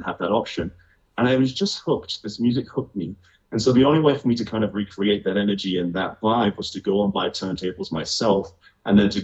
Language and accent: English; United Kingdom; moved away as an adult; also born or lived in London / Asia; born about an hour north of London, a small town that's only famous for having … of … being born there. There's nothing else interesting about my town. I spent the first 18 years of my life there